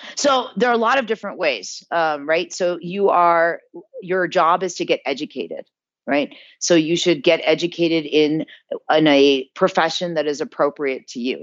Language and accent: English; South Bend, Indiana, United States; also born or lived in New Jersey; now in India; I was born in New Jersey and I grew up in Indiana